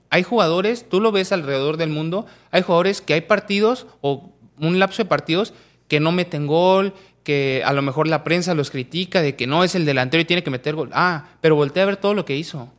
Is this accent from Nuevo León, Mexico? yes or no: no; Pachuca, Hidalgo, Mexico; yo soy de Pachuca